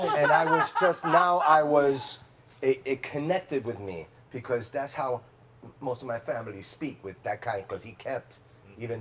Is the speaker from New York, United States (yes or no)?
yes; New York City, New York, United States; I grew up in the Bronx